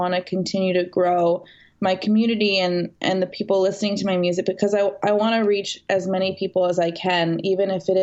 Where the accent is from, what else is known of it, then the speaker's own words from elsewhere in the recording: Canada; moved away as an adult; now in West Hollywood, United States; I grew up in Canada. I moved to West Hollywood